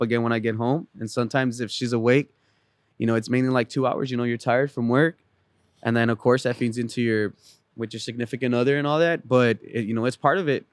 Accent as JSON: {"language": "English", "region": "San Luis Potosí", "country": "Mexico", "moved": "yes", "lives_now": "San Antonio, United States", "said": "I'm originally from Mexico, San Luis Potosi, Mexico"}